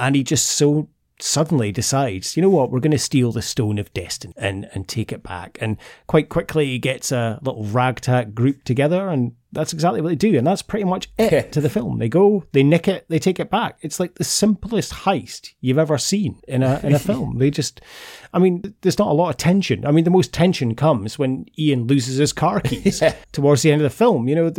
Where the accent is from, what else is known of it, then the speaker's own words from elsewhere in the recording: Scotland, United Kingdom; like, I'm so proud to be Scottish.